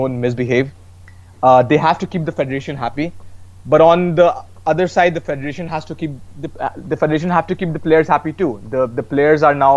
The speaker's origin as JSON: {"language": "English", "region": "Uttar Pradesh", "country": "India", "tie": "born or raised there", "said": "my home state, Uttar Pradesh"}